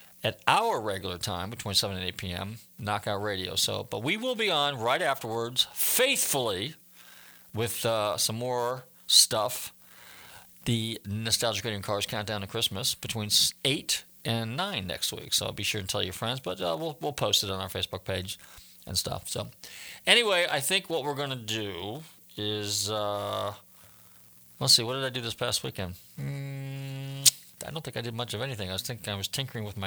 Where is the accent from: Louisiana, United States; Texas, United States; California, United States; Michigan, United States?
California, United States; Northern; moved away; I was a kid and I was growing up in Northern California